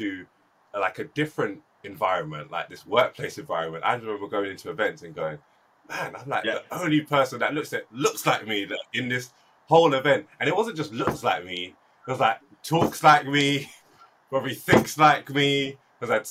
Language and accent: English; London, United Kingdom; I was born and raised in South London, which is super cosmopolitan